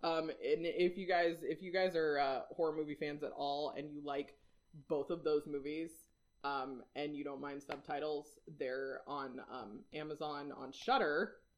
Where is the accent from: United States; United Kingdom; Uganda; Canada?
United States; Whidbey Island, Washington; I am from Washington